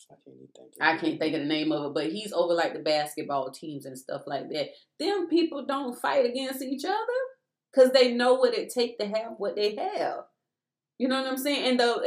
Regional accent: South Carolina, United States; So we came from South Carolina and moved to Texas, and that's where God sent us to.

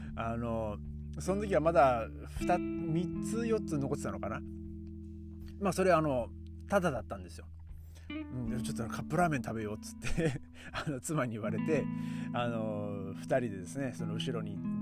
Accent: Aomori, Japan; moved away; 僕の地元の青森県はですね

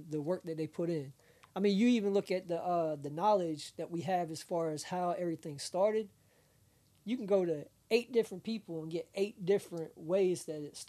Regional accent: Augusta, Georgia, United States; I grew up in Augusta

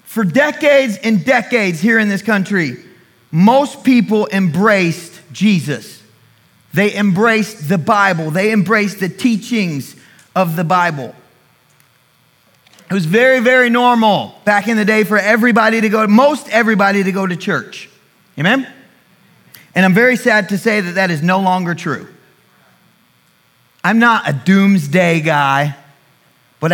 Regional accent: United States; I am an American

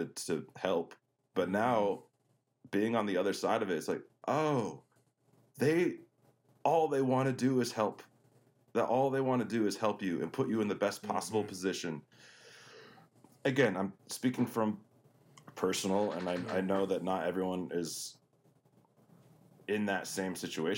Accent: Denver, Colorado, United States; moved away; I grew up in Denver, Colorado. I was born, I like to say, at the foot of the Rocky Mountains

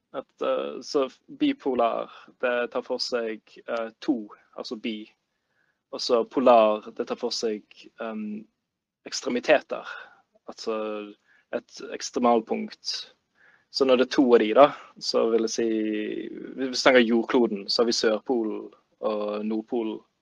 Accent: Bergen, Vestland, Norway; så kommer jeg fra Bergen.

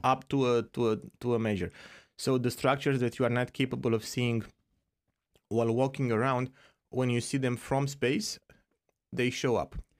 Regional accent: Romania; moved away; I'm from Romania originally

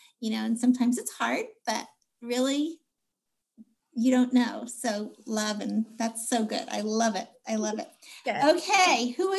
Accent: New York, United States; also born or lived in Cape Cod; now in Houston, United States; I'm from actually originally New York, but most recently from Cape Cod.

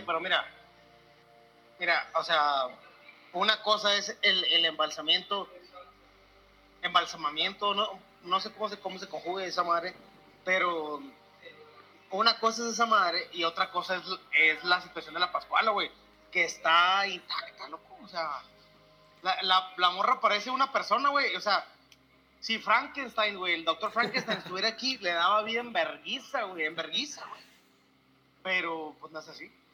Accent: Chihuahua, Mexico; moved away; saludo a mi raza de Chihuahua. La verdad extraño mucho mi tierra

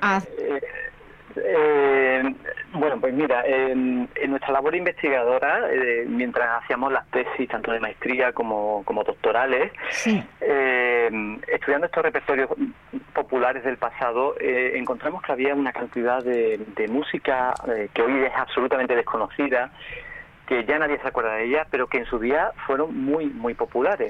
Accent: Seville, Andalusia, Spain; mi pueblo de Sevilla

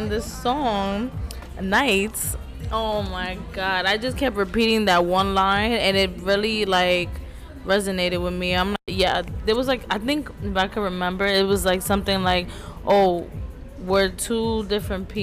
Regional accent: New York, United States; the summer in the Bronx, especially growing up in the Bronx.

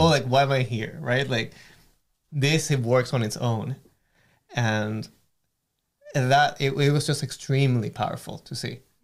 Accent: Caracas, Capital District, Venezuela; now in Thunder Bay, Canada; I grew up around mountains. in Caracas

